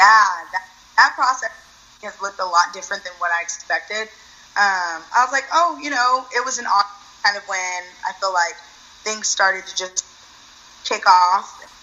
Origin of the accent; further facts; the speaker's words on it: Austin, Texas, United States; also born or lived in Denton, Texas / Dallas, Texas; I actually was born and raised in Austin, Texas